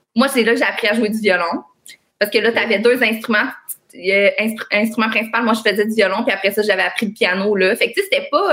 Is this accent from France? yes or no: no; Longueuil, Quebec, Canada; also born or lived in Greenfield Park; j'ai grandi à Longueuil, sur la rive sud